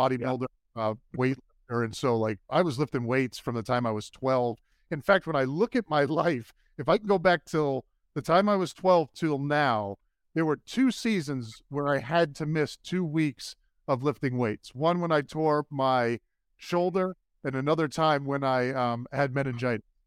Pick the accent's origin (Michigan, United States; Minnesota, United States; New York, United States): New York, United States; New York City; I'm originally from Brooklyn, New York. My family's from New York, and we grew up Jets fans.